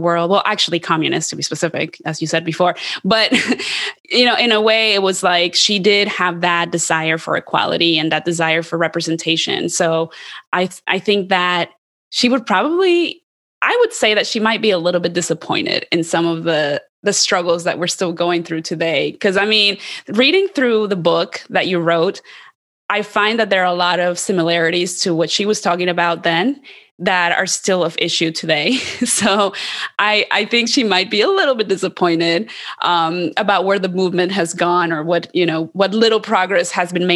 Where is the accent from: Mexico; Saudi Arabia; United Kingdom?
Mexico; Mexico City; now in United States; I'm an immigrant, I'm from Mexico City